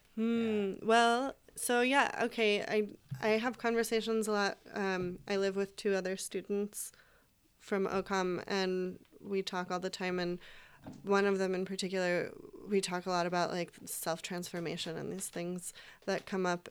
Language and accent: English; East Coast, United States; moved away as an adult; now in Portland, United States; we're all from the East Coast